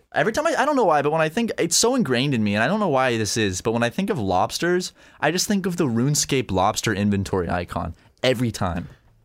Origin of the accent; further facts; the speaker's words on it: North Charleston, South Carolina, United States; moved away as an adult; now in Los Angeles, United States; That's where I went to high school, North Charleston.